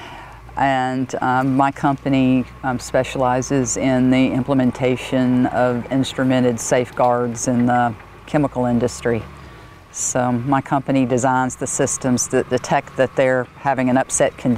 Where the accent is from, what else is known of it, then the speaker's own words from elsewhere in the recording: Mississippi, United States; moved away as an adult; also born or lived in Alabama / Texas; now in Oregon, United States; I'm from Mississippi